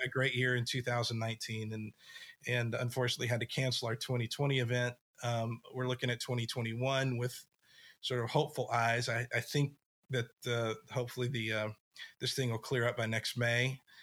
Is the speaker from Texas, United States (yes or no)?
yes; West Texas, United States; moved away as an adult; also born or lived in Nashville; I grew up in West Texas, tiny little town